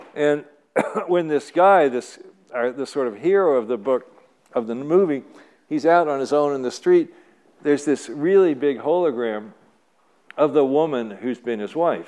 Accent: Louisville, Kentucky, United States; moved away; also born or lived in Santa Cruz; Louisville, my hometown.

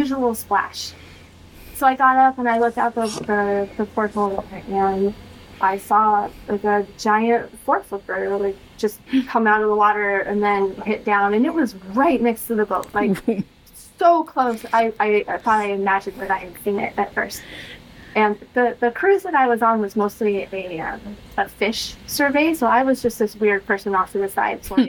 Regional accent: Southern California, United States; I grew up in Southern California.

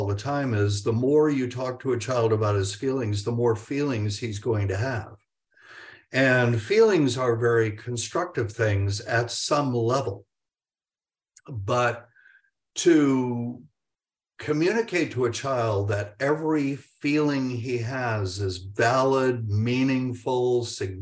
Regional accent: United States; we being the American public

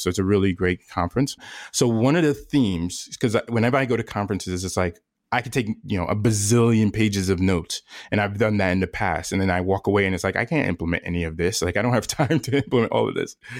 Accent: New York, United States; moved away; I'm originally from New York

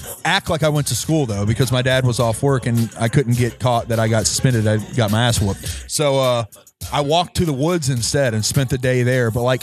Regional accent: Mississippi, United States; moved away; I'm from Mississippi originally

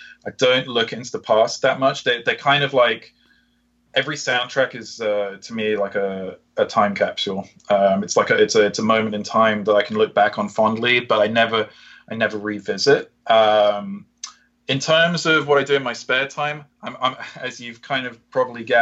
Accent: United Kingdom; I'm British too

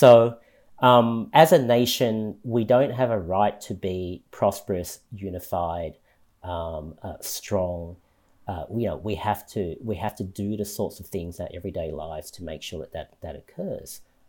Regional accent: Malaysia; now in Australia; You know, I come to this issue as a migrant. You know, I came from Malaysia. I know why people come to countries like Australia

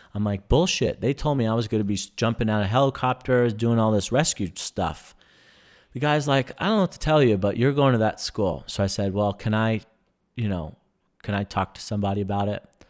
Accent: New York, United States; moved away; I was from New York

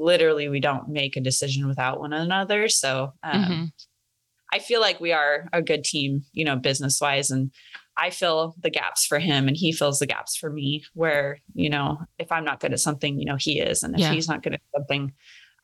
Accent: North Idaho, United States; I am from North Idaho and I grew up around guns

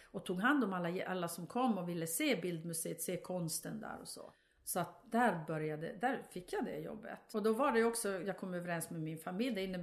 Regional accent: Norrbotten County, Sweden; de tyckte jag var en kuf för att jag, pratade, för att jag kom från Tornedalen.

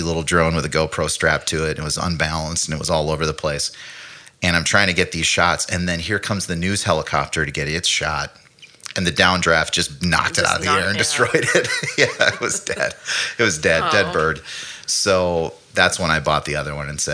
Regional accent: Minnesota, United States; I grew up in Minnesota

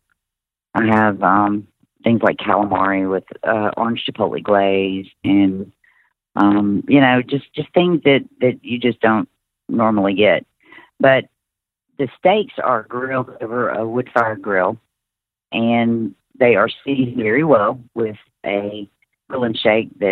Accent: Mississippi Delta, United States; I came from the Mississippi Delta

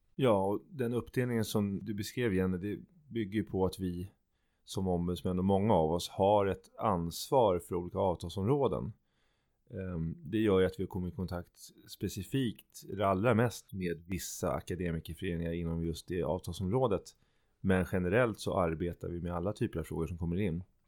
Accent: Sweden; vi själva kanske som svenskar

